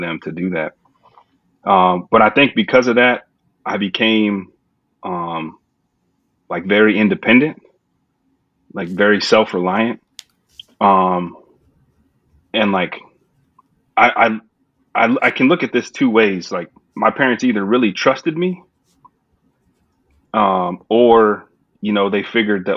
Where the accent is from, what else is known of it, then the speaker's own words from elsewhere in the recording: San Antonio, Texas, United States; now in Houston, United States; I'm from San Antonio, Texas, born and raised there.